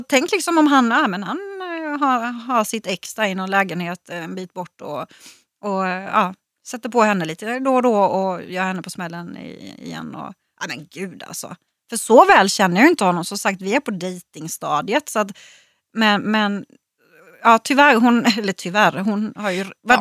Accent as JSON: {"language": "Swedish", "town": "Växjö", "region": "Kronoberg County", "country": "Sweden", "said": "hemma i Växjö"}